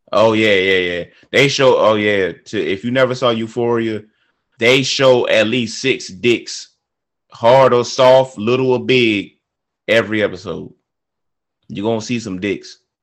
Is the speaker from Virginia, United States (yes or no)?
yes; Virginia, United States; I grew up in Virginia